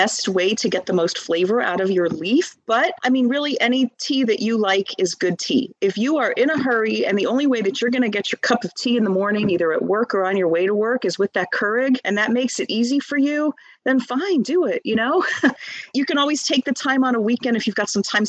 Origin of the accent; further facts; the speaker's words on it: Northeast, United States; moved away as an adult; now in Texas, United States; I grew up in the Northeast